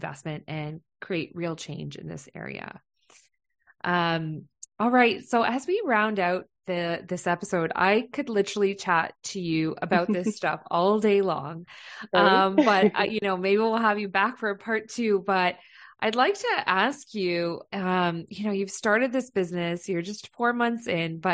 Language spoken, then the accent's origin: English; London, Ontario, Canada; moved away; I'm from London, Ontario